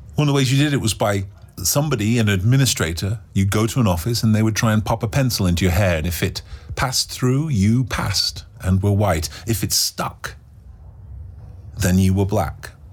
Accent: England, United Kingdom; In England, do you know what our national dish is? Indian food.

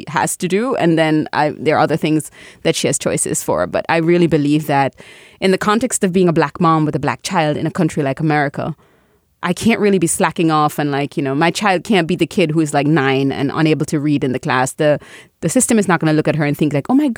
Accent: Jamaica; I'm Caribbean, I'm Jamaican

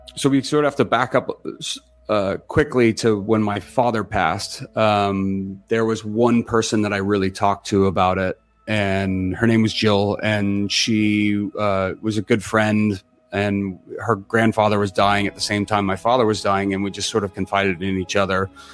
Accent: Los Gatos, California, United States; I grew up in Los Gatos

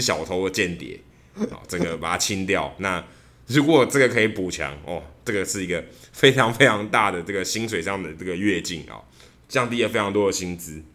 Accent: Taiwan; moved away as an adult; now in United States; 我从台湾来

